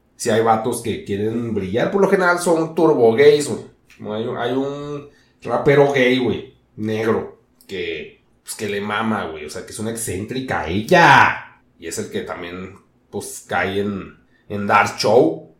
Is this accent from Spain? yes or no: no; Mexico; así somos los mexicanos